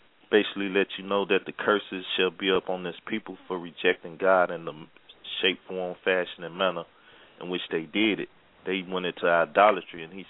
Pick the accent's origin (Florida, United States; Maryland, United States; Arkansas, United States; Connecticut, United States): Arkansas, United States; also born or lived in Chicago, Illinois; I was planted in Arkansas, created in Arkansas. I was birthed in Chicago, Illinois.